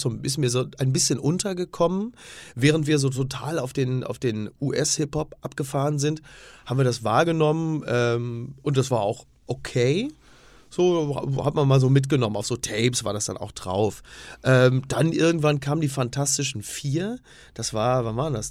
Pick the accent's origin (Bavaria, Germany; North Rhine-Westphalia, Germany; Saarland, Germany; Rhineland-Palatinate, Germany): North Rhine-Westphalia, Germany; Castrop-Rauxel; ich komme aus dem Ruhrgebiet, also kastrop rauxel da hast du drumrum Herne, Oberhausen und so.